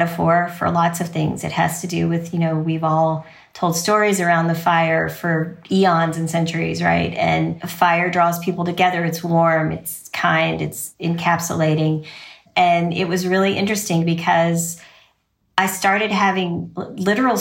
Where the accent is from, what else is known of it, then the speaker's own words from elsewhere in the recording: Louisville, Kentucky, United States; I am from Louisville, Kentucky